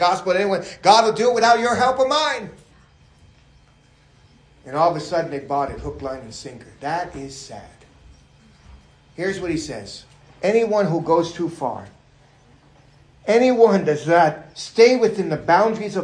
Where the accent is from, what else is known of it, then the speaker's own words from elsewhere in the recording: New York, United States; being a New Yorker